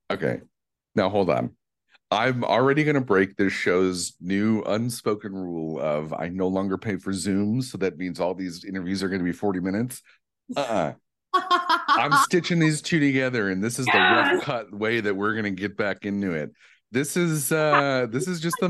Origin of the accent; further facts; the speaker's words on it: Midwest, United States; now in Los Angeles, United States; I'm so nice and Midwestern